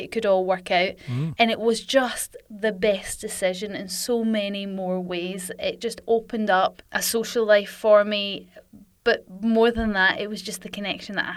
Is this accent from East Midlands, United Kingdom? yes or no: no; Glasgow, Scotland, United Kingdom; moved away as an adult; also born or lived in London; I'm from Glasgow originally